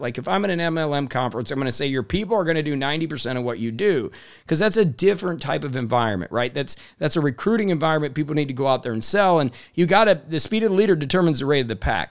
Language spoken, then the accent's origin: English; Indiana, United States; I grew up in Indiana in a blue collar town where we believed in hard work